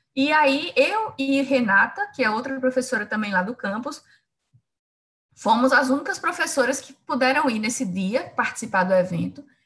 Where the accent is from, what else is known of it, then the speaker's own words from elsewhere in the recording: Campina Grande, Paraíba, Brazil; moved away as an adult; now in João Pessoa, Brazil; eu sou de Campina Grande, na Paraíba